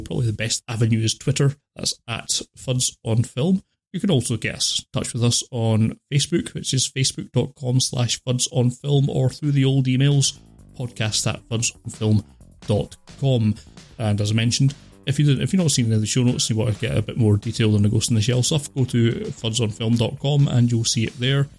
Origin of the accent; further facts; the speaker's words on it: United Kingdom; I'm British